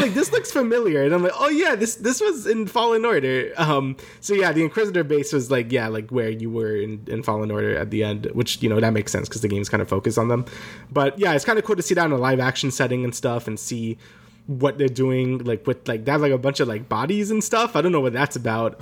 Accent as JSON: {"language": "English", "region": "New York", "country": "United States", "said": "we're both from New York"}